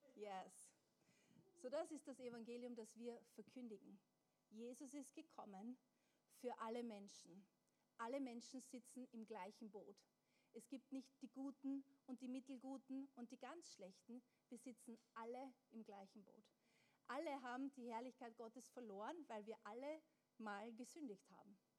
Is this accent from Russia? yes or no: no; Austria; wir sind in Österreich geboren und aufgewachsen